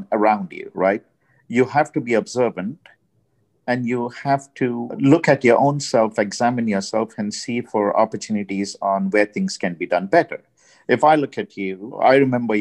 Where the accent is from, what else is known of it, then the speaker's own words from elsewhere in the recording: India; now in United States; I'm from India.